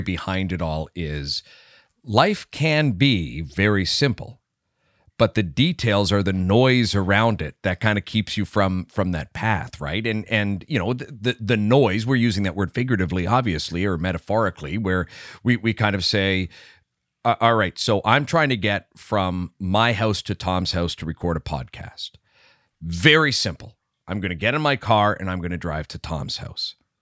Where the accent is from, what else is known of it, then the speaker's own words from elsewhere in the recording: Canada; good Canadian boys